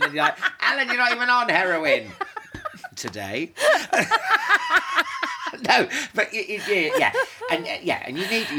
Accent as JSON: {"language": "English", "town": "Northampton", "region": "East Midlands", "country": "United Kingdom", "tie": "born or raised there", "said": "We're coming from Northampton. It's not like New York or, you know, some like metropolis."}